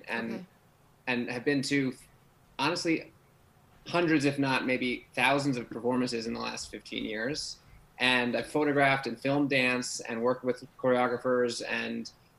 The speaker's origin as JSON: {"language": "English", "town": "New York City", "region": "New York", "country": "United States", "tie": "born or raised there", "said": "I grew up in New York City and living in Manhattan"}